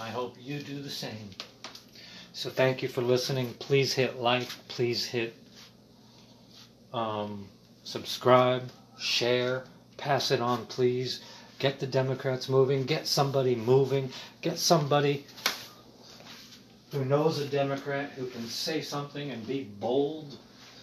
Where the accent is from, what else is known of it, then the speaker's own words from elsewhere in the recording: Middletown, Midwest, United States; I'm a voice from the heartland because I was raised in Middletown, America